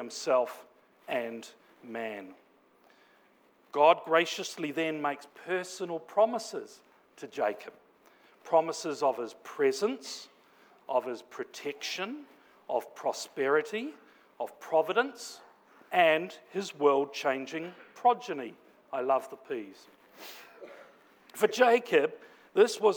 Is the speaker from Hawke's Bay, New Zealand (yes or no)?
yes; Napier, Hawke's Bay, New Zealand; moved away; my hometown of Napier, back in Aotearoa, commonly known as New Zealand